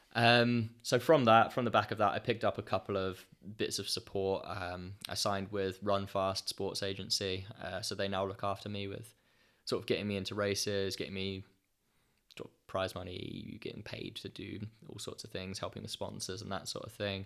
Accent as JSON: {"language": "English", "town": "Ipswich", "region": "East of England", "country": "United Kingdom", "tie": "born or raised there", "said": "running on the roads around Ipswich in my hometown"}